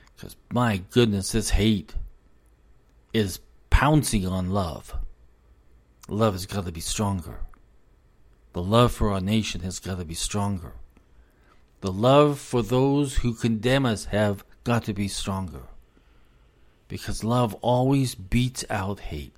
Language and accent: English; United States; I'm an American. I was born an American